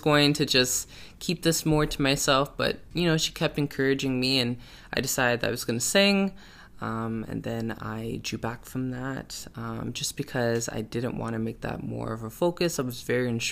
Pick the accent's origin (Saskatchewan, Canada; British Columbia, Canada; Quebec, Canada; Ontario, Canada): Ontario, Canada; Toronto; I was born and raised in Toronto, Canada. And that's where I reside, and that's where I love to be